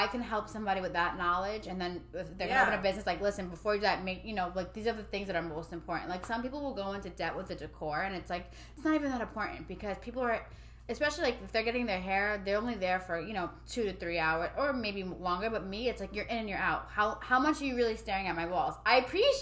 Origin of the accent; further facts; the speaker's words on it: New York, United States; I'm from New York